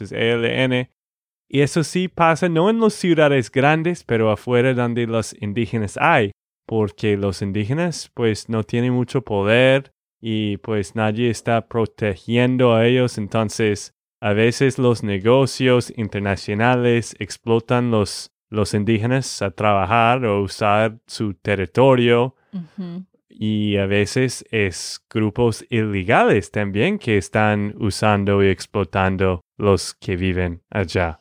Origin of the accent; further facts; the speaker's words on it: Texas, United States; de Texas, Estados Unidos